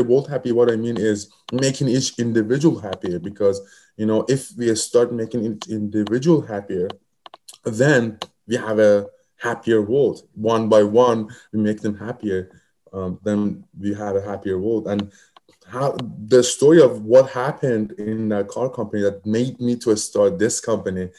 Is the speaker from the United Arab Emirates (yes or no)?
no; Iran; moved away as an adult; now in United States; I come from Middle East. I come from Iran, and I came here to United States as a researcher.